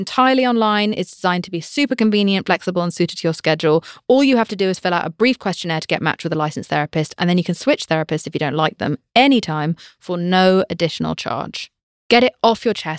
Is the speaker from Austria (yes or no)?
no; United Kingdom; I'm British.